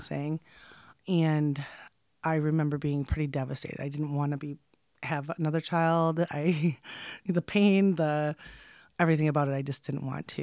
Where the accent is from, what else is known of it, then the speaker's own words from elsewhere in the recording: Michigan, United States; also born or lived in West Branch, Michigan / Rose City, Michigan / Midland, Michigan / Freeland, Michigan; I'm from Michigan, born and raised, and I did move around a lot as a child.